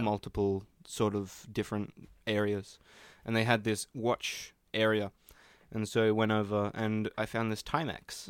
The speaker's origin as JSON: {"language": "English", "country": "Australia", "said": "I'm Australian"}